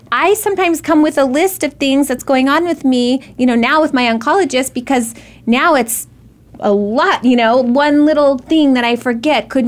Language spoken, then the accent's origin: English; Arizona, United States; We grew up in Arizona